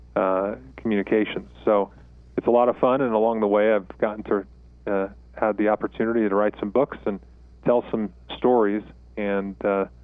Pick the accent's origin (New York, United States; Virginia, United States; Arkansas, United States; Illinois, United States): New York, United States; South Shore of Long Island; moved away as an adult; now in Colorado Springs, United States; I grew up in New York. Was born on the South Shore of Long Island